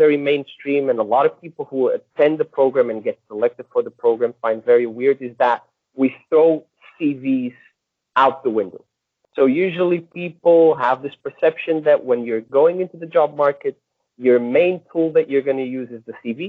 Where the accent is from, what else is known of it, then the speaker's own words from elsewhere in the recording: Portugal; moved away as an adult; also born or lived in Hong Kong; now in China; I come from Portugal.